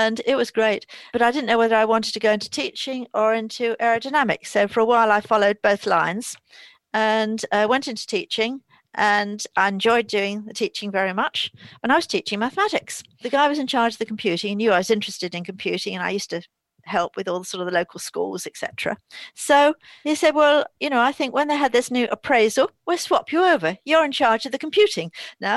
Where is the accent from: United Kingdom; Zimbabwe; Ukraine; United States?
United Kingdom; London; also born or lived in New Forest; I was a Londoner, but I always, as a child, used to come down to the New Forest. So that I was going to school in London